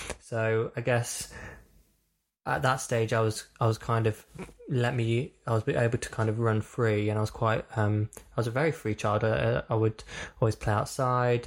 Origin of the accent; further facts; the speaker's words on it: Burton upon Trent, West Midlands, United Kingdom; I am from the Midlands. I'm from a town called Burton upon Trent.